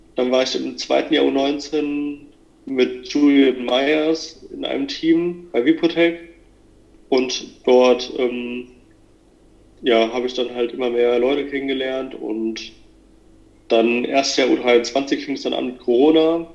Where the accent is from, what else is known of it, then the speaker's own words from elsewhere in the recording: near Hanau, Hesse, Germany; also born or lived in Kaiserslautern; ich komme aus äh, in der Nähe aus Hanau, in Hessen